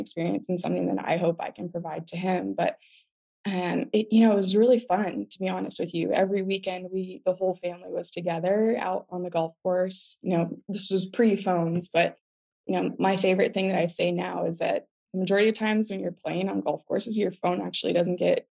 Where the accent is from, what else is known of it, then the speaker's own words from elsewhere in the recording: Southern California, United States; now in Austin, United States; I am in Austin, Texas. But I was born and raised in Southern California